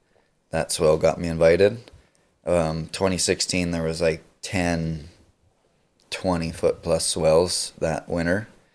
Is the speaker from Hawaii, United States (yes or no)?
yes; North Shore, Oahu, Hawaii, United States; born and raised on the North Shore.